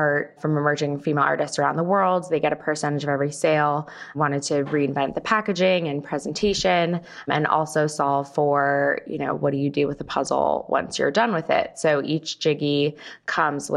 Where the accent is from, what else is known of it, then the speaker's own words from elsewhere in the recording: California, United States; moved away as an adult; now in New York, United States; I moved to New York from California, where I'm from, to go to Barnard College